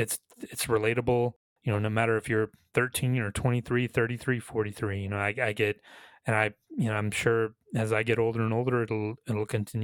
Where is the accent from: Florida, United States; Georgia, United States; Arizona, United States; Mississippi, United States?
Georgia, United States; The small town that I grew up in Georgia was not big enough to have, you know, … versus ….